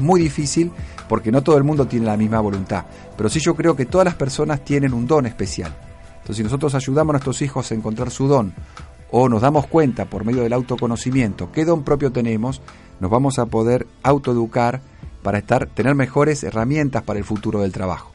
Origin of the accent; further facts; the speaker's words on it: Argentina; vivimos en un hermoso país